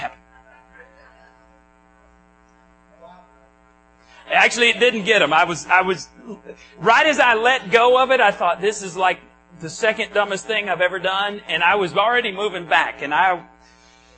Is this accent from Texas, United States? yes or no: yes; Borger, Texas, United States; moved away; Where I grew up in Borger, just south of Stinnett, we had alleys